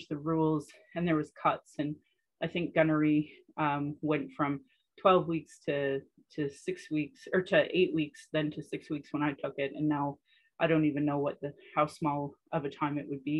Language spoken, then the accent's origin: English; Sylvan Lake, Alberta, Canada; also born or lived in Calgary; I grew up in Sylvan Lake.